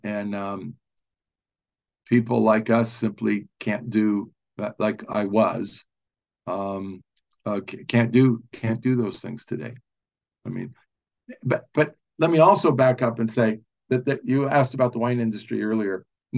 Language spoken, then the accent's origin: English; California, United States; I grew up in Southern California, and I was the kid that wanted the Volkswagen with the Porsche engine in it.